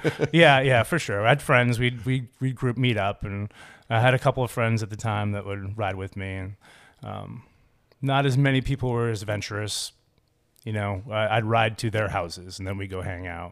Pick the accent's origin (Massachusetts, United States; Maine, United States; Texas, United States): Maine, United States; Cape Elizabeth; also born or lived in Ames, Iowa / Portland, Maine; I was born in Ames, Iowa